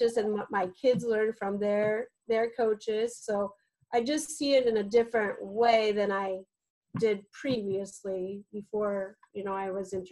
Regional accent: Muscatine, Iowa, United States; moved away as an adult; also born or lived in Seattle / Minnesota; I grew up in Muscatine and I lived there all my life, except for when I went to Iowa City.

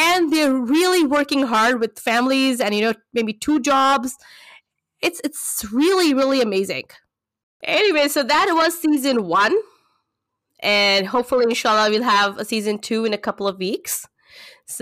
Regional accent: India; moved away as an adult; now in Canada; I come from India. I just migrated to Canada 2.5 years ago

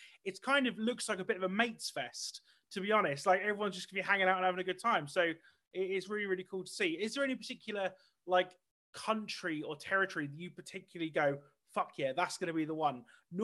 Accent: United Kingdom; being a British person

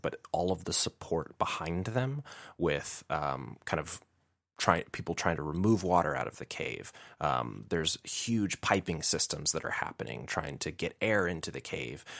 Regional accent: Chicago, Illinois, United States; I'm from Chicago, Illinois

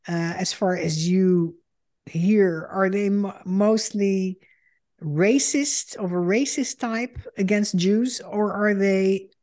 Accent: Netherlands; moved away as an adult; now in United States; I am a Dutch Jew and a daughter of Holocaust survivors. In 2006, I emigrated to the United States because of the rising anti-Semitism in Europe.

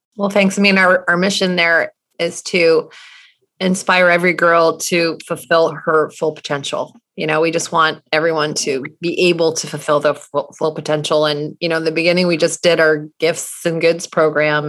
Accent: Charlottesville, Virginia, United States; I grew up in Charlottesville, Virginia

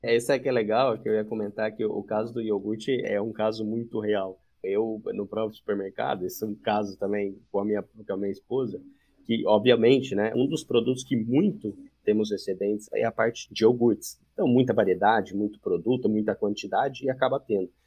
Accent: Campinas, São Paulo, Brazil; eu sou de Campinas

